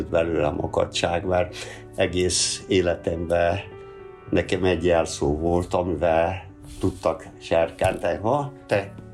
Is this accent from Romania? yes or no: no; Hungary; Ugyan én a Rákosi korba eh, nőttem föl, ott volt a gyerekkorom, olyan időben, amikor a kutyák éhen pusztultak. Szép volt a gyerekkorom, hát voltak sikereim, tanulmányi versenyeken. Falun nőttem fel egy kis iskolából